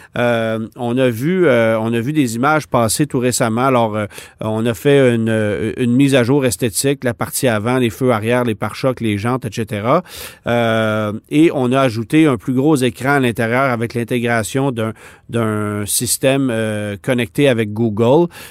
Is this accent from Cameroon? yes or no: no; Canada; chez nous à Alliston en Ontario